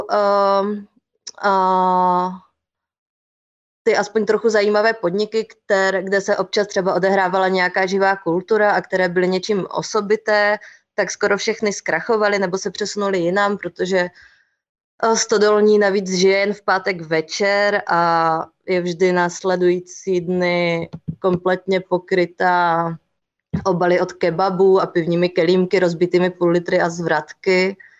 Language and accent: Czech; Ostrava, Moravian-Silesian Region, Czechia; jsem vyrůstala na periferii, které jsou v Ostravě totálně